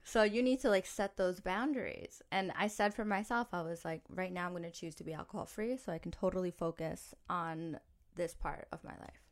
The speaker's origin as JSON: {"language": "English", "region": "New York", "country": "United States", "tie": "born or raised there", "said": "I grew up in New York"}